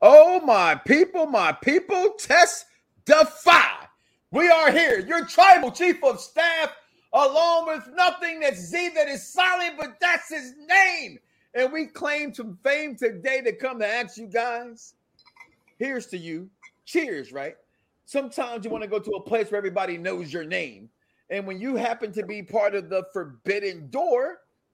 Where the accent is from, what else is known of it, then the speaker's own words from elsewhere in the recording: Chicago, Illinois, United States; my hometown of Chicago